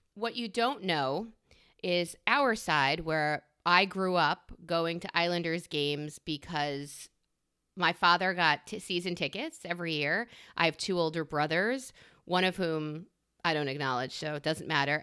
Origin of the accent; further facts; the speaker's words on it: New York, United States; I'm a New Yorker